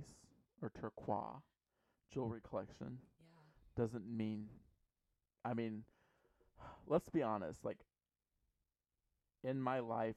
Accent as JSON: {"language": "English", "country": "United States", "said": "we feel as Americans, because we are a melting pot of people"}